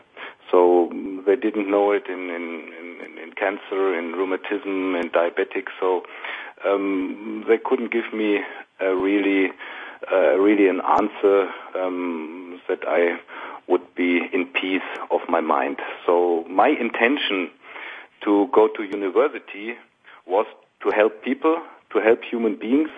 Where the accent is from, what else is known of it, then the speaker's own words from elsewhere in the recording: Essen, North Rhine-Westphalia, Germany; I went to university in my hometown in the Ruhr Valley in Essen